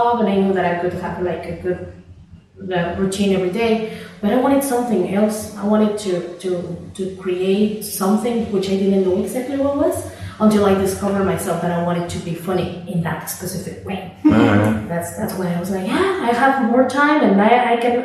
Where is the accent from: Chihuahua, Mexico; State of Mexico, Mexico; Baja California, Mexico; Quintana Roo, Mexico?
State of Mexico, Mexico; English is a second language; I was born in Mexico City, but then I lived 20 years in Estado de Mexico